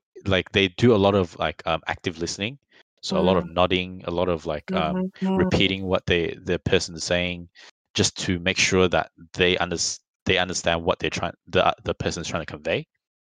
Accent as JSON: {"language": "English", "country": "Australia", "said": "we're Australian."}